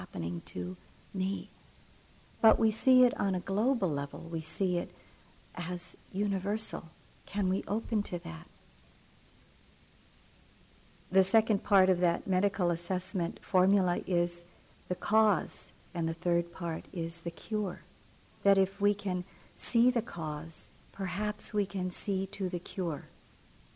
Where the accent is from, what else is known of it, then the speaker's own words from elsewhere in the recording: Philippines; moved away; I'm from the Philippines and was born there and did a large part of my maturing there